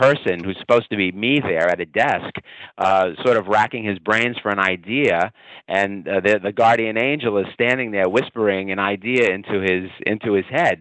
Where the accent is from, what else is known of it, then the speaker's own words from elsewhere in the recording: New York City, New York, United States; I'm Italian. I grew up in Brooklyn, New York. If your audience can't tell already by my accent